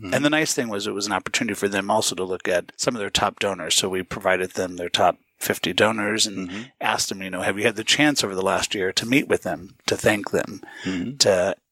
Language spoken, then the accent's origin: English; St. Louis, Missouri, United States; moved away as an adult; also born or lived in Los Angeles / Northern California / Manhattan; I grew up in the Midwest in St. Louis